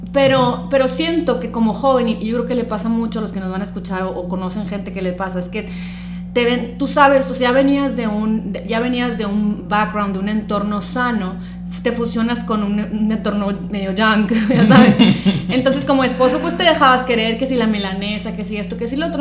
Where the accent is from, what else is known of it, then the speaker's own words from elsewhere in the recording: Sonora, Mexico; somos estos sonorenses del old school